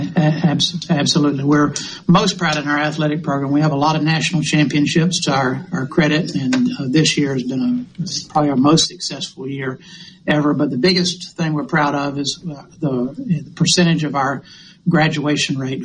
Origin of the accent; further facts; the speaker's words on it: Hattiesburg, Mississippi, United States; I'm a native Mississippian. I was born in the Delta and grew up in uh, all my life, mostly in Hattiesburg